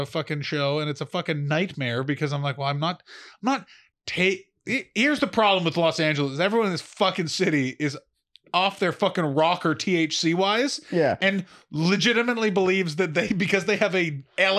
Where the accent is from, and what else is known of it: Ottawa, Ontario, Canada